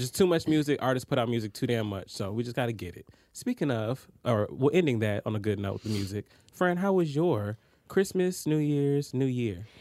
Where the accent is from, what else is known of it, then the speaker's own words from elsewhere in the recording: Atlanta, Georgia, United States; I'm from Atlanta